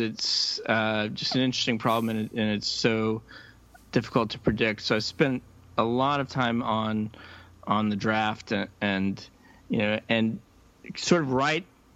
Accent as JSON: {"language": "English", "region": "Nebraska", "country": "United States", "tie": "born or raised there", "moved": "yes", "lives_now": "Boston, United States", "said": "I grew up in Nebraska, and you know, football is kind of a religion there"}